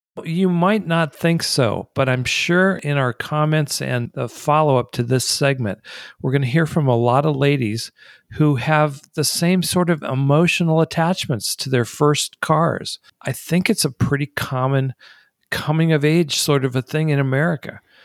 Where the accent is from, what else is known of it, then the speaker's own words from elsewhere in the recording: Detroit, Michigan, United States; moved away; also born or lived in East Coast / Los Angeles, California; one of the things that defines me and cars is the fact that I grew up in Detroit. I was born on the East Coast. My parents moved to Detroit before I was one year old